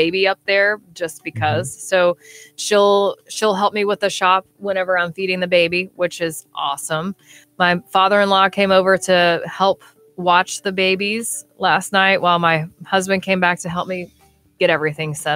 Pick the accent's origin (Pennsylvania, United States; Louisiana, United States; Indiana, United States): Louisiana, United States; New Roads; moved away; I'm from Louisiana too